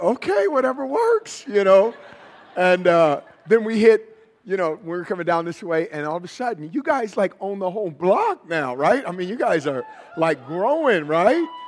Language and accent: English; Oakland, California, United States; I'm from Northern California. So I was born and raised in Oakland